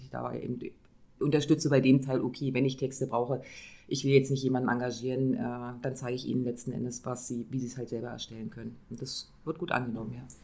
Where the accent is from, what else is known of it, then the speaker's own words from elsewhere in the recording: Neustrelitz, Mecklenburg-Vorpommern, Germany; an meinem Heimat in Neustrelitz weiter zu arbeiten